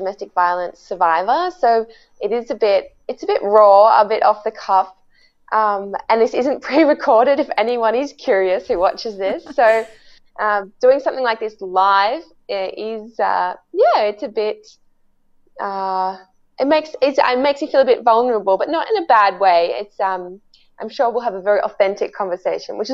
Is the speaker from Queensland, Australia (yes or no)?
no; Melbourne, Victoria, Australia; I was in grade 6, growing up in Balwyn in Melbourne, Australia